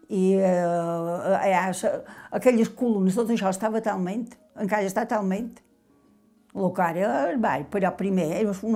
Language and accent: Catalan; Bunyola, Balearic Islands, Spain; born there; vaig néixer a Bunyola. pare feia de carreter a Can Madigó.